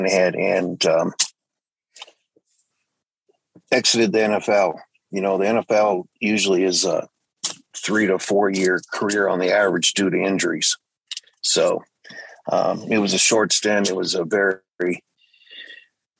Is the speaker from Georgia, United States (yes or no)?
yes; Atlanta, Georgia, United States; moved away as an adult; now in Colorado, United States; pretty much grew up in Atlanta, Georgia. Also did some time out in Colorado because of family situations.